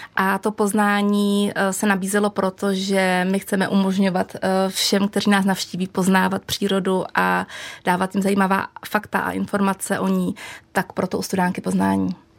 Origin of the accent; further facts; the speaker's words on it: Czechia; jsem z Krušní hor a přestože jsem žila v malém jako průmyslovém